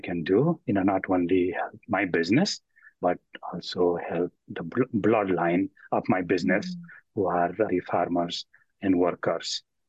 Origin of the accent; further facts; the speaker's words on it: Nepal; moved away as an adult; now in United States; even though I was born in Nepal, but I am very much connected to India.